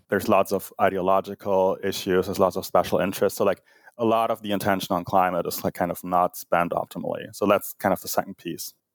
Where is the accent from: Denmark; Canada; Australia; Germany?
Germany; moved away; growing up in Germany